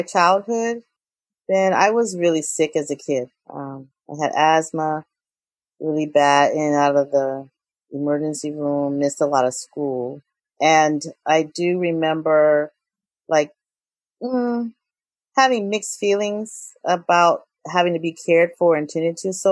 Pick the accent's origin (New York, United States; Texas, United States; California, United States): California, United States; North Richmond; also born or lived in Belize; I grew up in North Richmond in California in the Bay Area